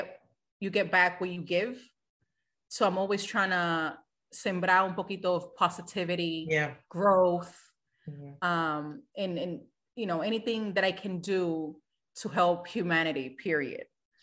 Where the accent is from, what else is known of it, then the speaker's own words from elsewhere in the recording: Boston, Massachusetts, United States; I am originally from Boston. So it will be nice to go back home.